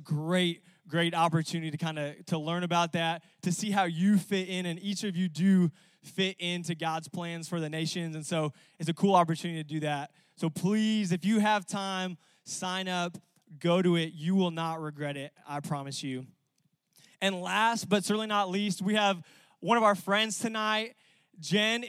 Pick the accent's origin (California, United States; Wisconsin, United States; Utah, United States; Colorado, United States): California, United States; now in Arkansas, United States; I'm from California